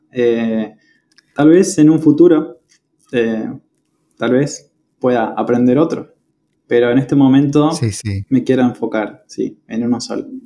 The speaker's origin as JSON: {"language": "Spanish", "region": "Patagonia", "country": "Argentina", "lives_now": "Córdoba, Argentina", "said": "Exacto, sí. Estoy en, Córdoba eh, viviendo hace ya varios años, muchos años."}